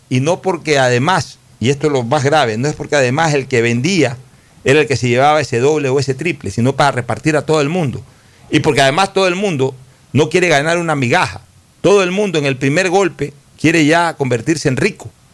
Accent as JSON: {"language": "Spanish", "country": "Ecuador"}